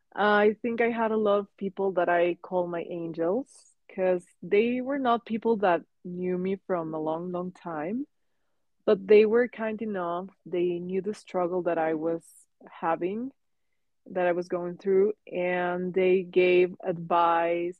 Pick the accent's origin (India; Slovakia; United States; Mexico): Mexico; English is a second language; moved away as an adult; now in Hong Kong; so it was the first time that I moved from Mexico. Um, and also it was a different language. I knew English English before